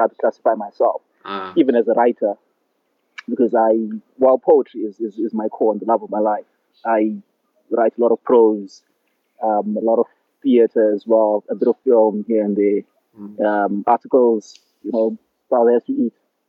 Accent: Zimbabwe; I was born in Zimbabwe.

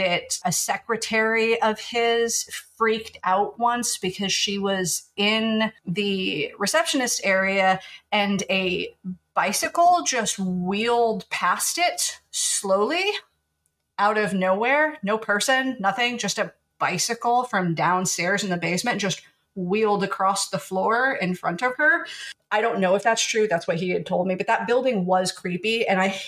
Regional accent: the Ozarks, Missouri, United States; moved away as an adult; also born or lived in Oklahoma; now in Washington, United States; the area that Otto and I grew up in the Ozarks

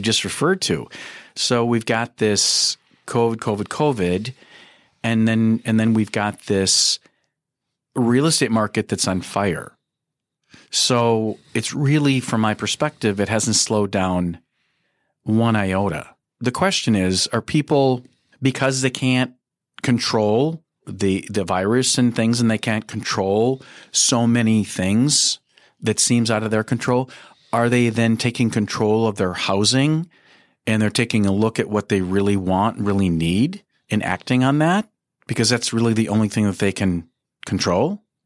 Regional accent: Minneapolis, Minnesota, United States; I was born and raised in Minneapolis. I've been here 60 years

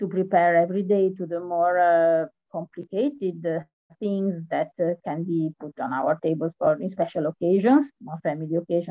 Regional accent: Venice, Veneto, Italy; I come from Venice

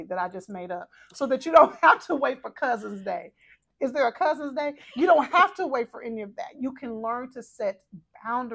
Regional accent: Texas, United States; I'm from Texas

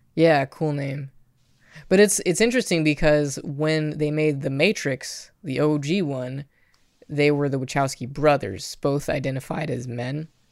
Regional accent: Kansas, United States; I'm from Kansas

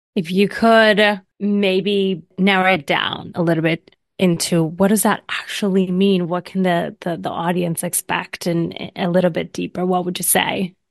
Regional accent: Vega Baja, Puerto Rico; now in New York City, United States; born and raised in Puerto Rico in a small city in the north of the island called Vega Baja

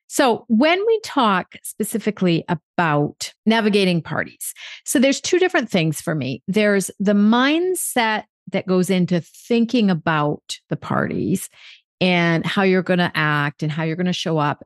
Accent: United States; now in France; I'm American

